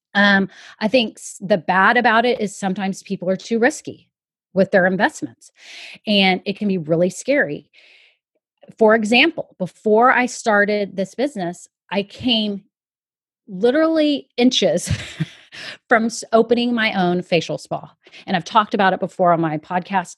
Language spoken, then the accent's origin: English; Austin, Texas, United States; I'm from Austin, Texas, and worked at Dell Computers for a long time